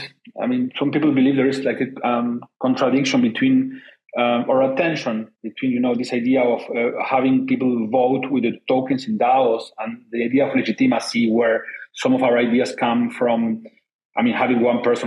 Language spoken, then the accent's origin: English; Buenos Aires, Argentina; I am from Buenos Aires myself